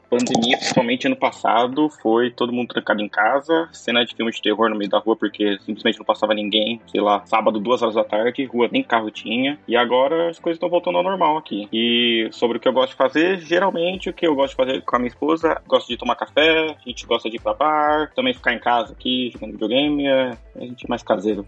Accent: Santo André, São Paulo, Brazil; moved away as an adult; now in Tallinn, Estonia; Eu sou de São Paulo, mais especificamente de Santo André, ABC paulista.

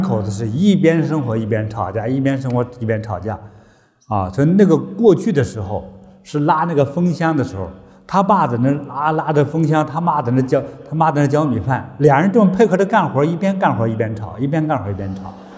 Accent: China; 我们中国人

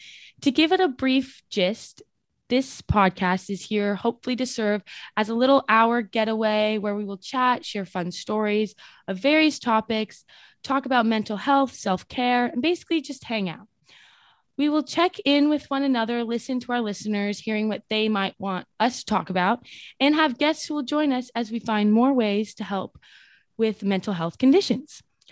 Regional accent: Orange County, California, United States; moved away as an adult; also born or lived in New York City; I am 20 years old and currently a student studying philosophy at Pace University. I was born and raised in Orange County, and I go to school in New York City.

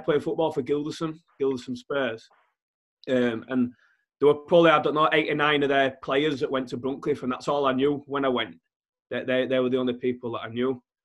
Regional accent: Leeds, Yorkshire and the Humber, United Kingdom; also born or lived in Drighlington; I was born in Leeds. I lived in Wortley until I think I was 6-7 years old

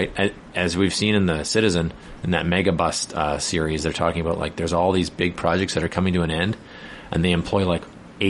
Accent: British Columbia, Canada; we as British Columbians

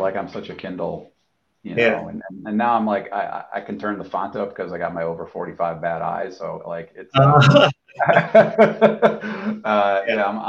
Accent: Massachusetts, United States; I'm from Massachusetts

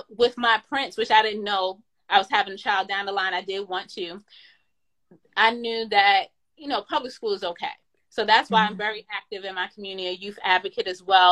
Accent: New York, United States; I was born in New York, the Bronx to be exact, in a northeast part called Co-op City, Section 5

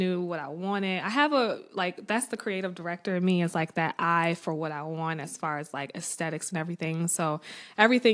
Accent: Maple Heights, Ohio, United States; moved away as an adult; now in Baltimore, United States; I was born and raised in Cleveland, Maple Heights to be exact, little suburb

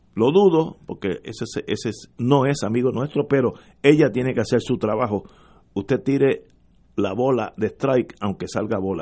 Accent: Puerto Rico; nosotros los puertorriqueños

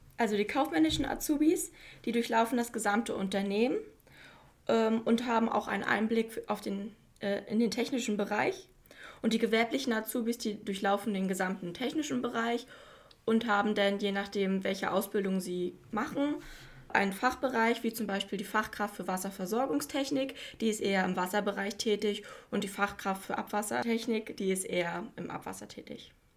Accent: Güstrow, Mecklenburg-Vorpommern, Germany; Ich komme aus Güstrow und habe auch hier am John Brickmann Gymnasium mein Abitur 2017 absolviert

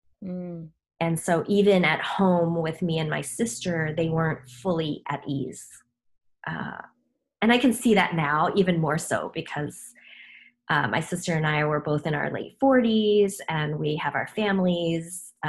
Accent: Chicago, Illinois, United States; born or raised there; first language Korean; English is a second language; also born or lived in South Korea

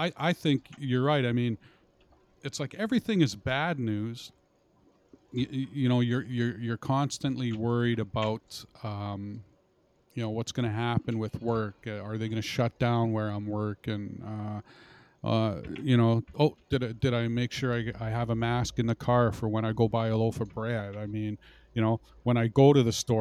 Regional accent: Canada; We're Canadians.

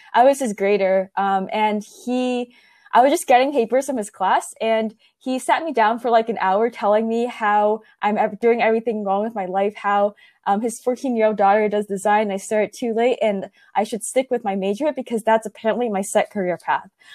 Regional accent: Silicon Valley, California, United States; growing up in Silicon Valley

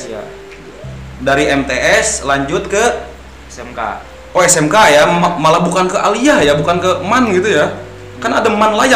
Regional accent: Balangan, South Kalimantan, Indonesia; Asalku dari Balangan.

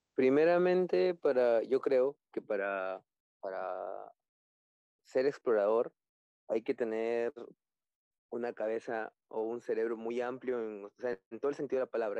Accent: Piura, Peru; yo soy piurano, yo soy de Piura

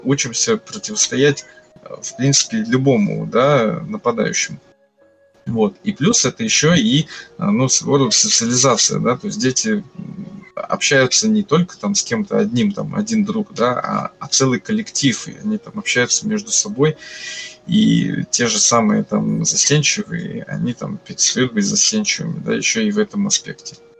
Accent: Ivanovo, Ivanovo Oblast, Russia; now in Kursk, Russia; Я вообще не из Курска, я приехал с города Иваново.

